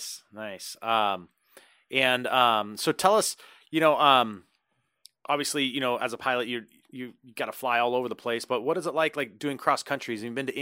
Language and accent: English; Reno, Nevada, United States; So I grew up in Reno, and as a kid, always went to the Fallon Naval Air Show.